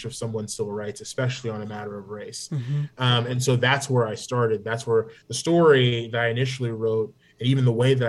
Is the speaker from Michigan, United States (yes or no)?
no; Oklahoma, United States; also born or lived in New York / Jamaica (parents); as a kid, we moved from New York, where it seems like is the home of all Jamaican folks when they first come to the country, and went to Oklahoma